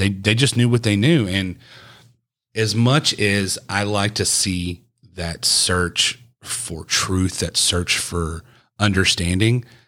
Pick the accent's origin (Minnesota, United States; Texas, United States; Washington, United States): Texas, United States; East; the melting pot I grew up listening to in East Texas was obviously country music, because it's Texas